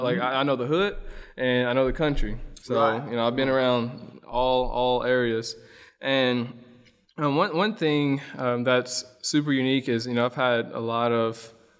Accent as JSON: {"language": "English", "town": "Springfield", "region": "Illinois", "country": "United States", "tie": "born or raised there", "also_born_or_lived": "Mayfield, Kentucky / Ballard County, Kentucky", "said": "I'm from Western Kentucky, but I'm originally from Springfield, Illinois. I was born in Mayfield, Kentucky, but I'm from Springfield, Illinois."}